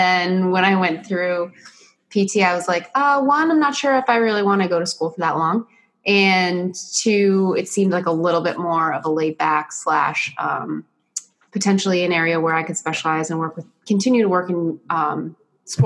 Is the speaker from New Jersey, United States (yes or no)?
yes; New Jersey, United States; born and raised in New Jersey.